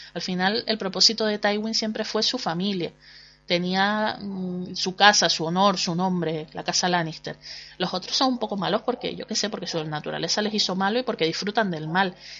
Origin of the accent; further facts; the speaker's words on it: Canary Islands, Spain; accent: Canarian; los canarios no tenemos casi cabida en, en la televisión nacional porque bueno pues supongo que nuestro acento pues es un hándicap